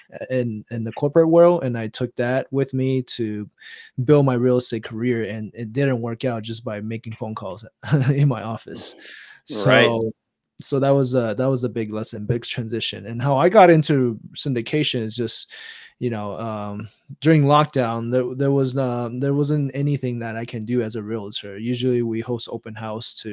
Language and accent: English; Taiwan; now in United States; I was born and raised in Taiwan